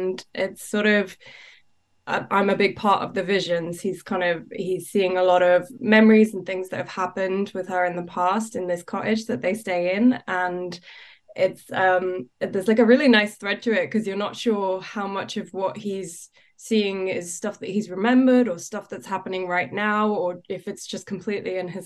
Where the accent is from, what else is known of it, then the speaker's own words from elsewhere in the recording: London, United Kingdom; I grew up in London